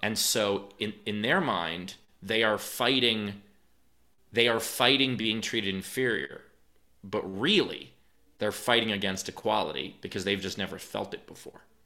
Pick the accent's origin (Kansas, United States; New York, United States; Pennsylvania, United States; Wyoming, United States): New York, United States; New York City; I'm from New York. I'm not from some, you know, small town where I was the only Jew. I, my high school was forty percent Jewish